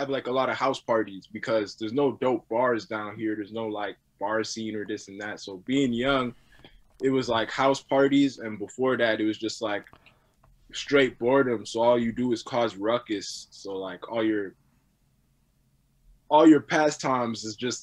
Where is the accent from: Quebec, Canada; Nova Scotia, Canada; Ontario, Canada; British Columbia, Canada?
Quebec, Canada; Brossard; also born or lived in Greenfield Park / Montreal; I'm born on the island of Montreal because that's where the hospital was at. I was always on the south side